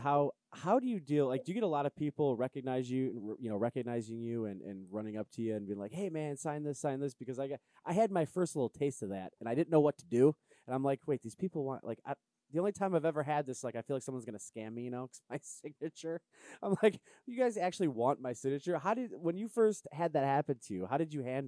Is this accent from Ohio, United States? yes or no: yes; Cleveland, Ohio, United States; I'm from Cleveland